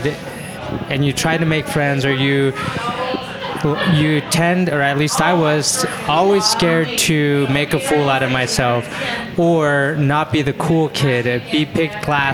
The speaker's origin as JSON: {"language": "English", "town": "Spanish Fork", "region": "Utah", "country": "United States", "tie": "born or raised there", "also_born_or_lived": "Orem, Utah", "said": "I grew up in Utah"}